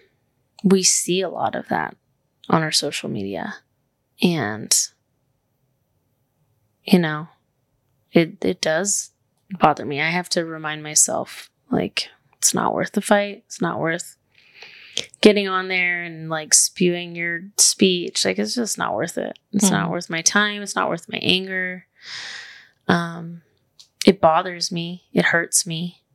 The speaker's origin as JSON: {"language": "English", "region": "the South", "country": "United States", "said": "we're from the South"}